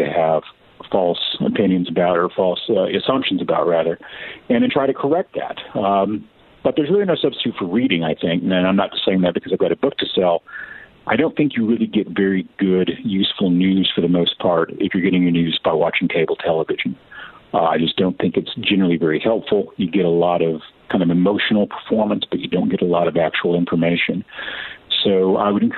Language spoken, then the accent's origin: English; Lubbock, Texas, United States; I'm being from West Texas, but I come from Lubbock, which is a college town of about 250,000 people